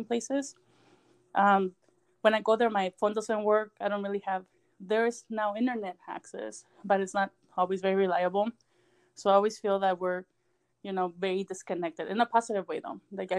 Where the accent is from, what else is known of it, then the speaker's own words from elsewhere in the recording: Somerton, Arizona, United States; also born or lived in Yuma, Arizona / Ejido Distrito Federal, Mexicali, Mexico; when I was old enough to come to back to school, I moved back to the Yuma area. There's another small town called Somerton, Arizona. So that's where my parents' home is.